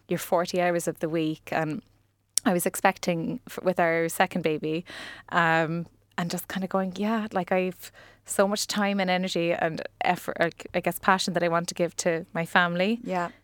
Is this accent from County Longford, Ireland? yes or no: no; Ennis, County Clare, Ireland; now in Cork, Ireland; I was born in Cork, but I actually grew up in Clare.